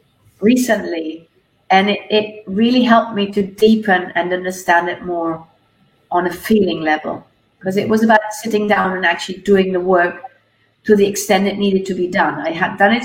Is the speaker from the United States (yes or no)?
no; Germany; moved away as an adult; now in Mallorca, Spain; I'm of German origin, as you can probably tell. But I've been living in Mallorca, Spain